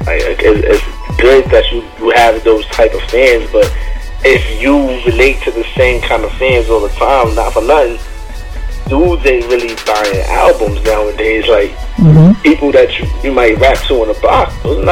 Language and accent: English; New York City, New York, United States; also born or lived in Bronx; Growing up in Harlem, like, I live like right around the corner from these dudes called the Teamsters